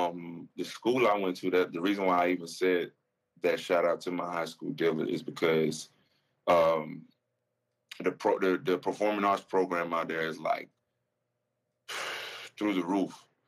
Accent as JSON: {"language": "English", "region": "the South", "country": "United States", "said": "You know, I'm from the South."}